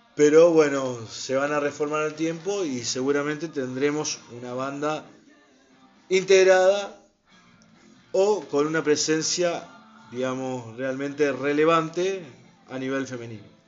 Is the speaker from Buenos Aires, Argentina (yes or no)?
no; Santa Fe, Argentina; Nosotros somos de Argentina, nacimos acá en Santa Fe